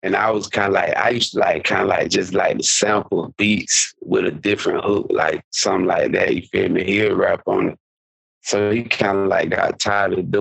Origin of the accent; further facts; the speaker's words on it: Quincy, Florida, United States; I'm a Florida boy, but I'm from North Florida.